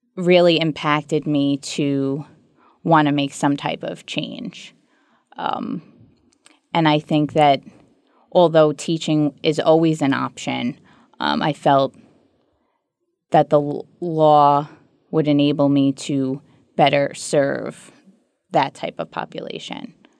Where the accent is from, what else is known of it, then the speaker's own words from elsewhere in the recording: New York City, New York, United States; also born or lived in Levittown, Long Island, New York; I was born in Ozone Park, New York, which is a subset of Queens, and moved to Long Island, Levittown specifically, uh, when I was high school age